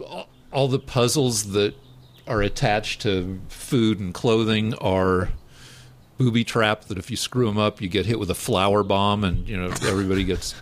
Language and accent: English; Colorado, United States; also born or lived in Albuquerque; I came back home, and I just went to my hometown school, the University of Colorado.